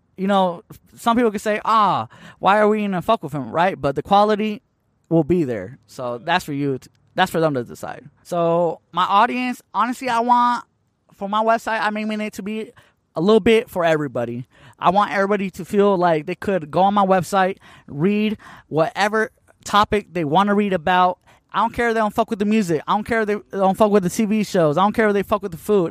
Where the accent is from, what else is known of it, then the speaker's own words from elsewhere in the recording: Tucson, Arizona, United States; also born or lived in Hermosillo, Sonora, Mexico; I've been in Tucson, Arizona since I was, like, one and a half years old. So, I basically grew up here